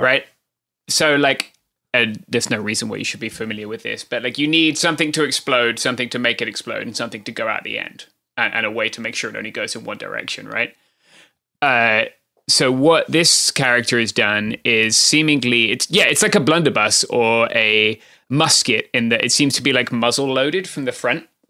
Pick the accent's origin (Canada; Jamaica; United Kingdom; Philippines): United Kingdom; accent: British; now in Southern California, United States; I'm British, if that had not been made abundantly clear by my accent